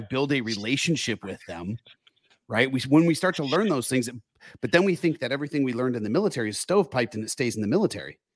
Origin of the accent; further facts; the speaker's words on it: Michigan, United States; you're in my home state